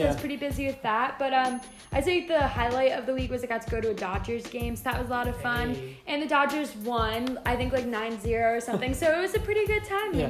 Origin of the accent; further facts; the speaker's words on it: Chicago, Illinois, United States; I'm from Chicago